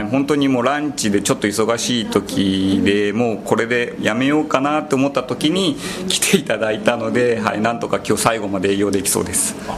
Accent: Saitama, Japan; moved away as an adult; also born or lived in Nagano Prefecture; 出身はですね僕埼玉県なんです

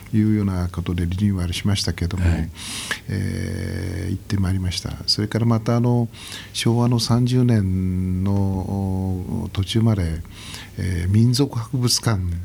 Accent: Nishitokyo, Tokyo, Japan; 僕はあの西東京市の外れで生まれ育って

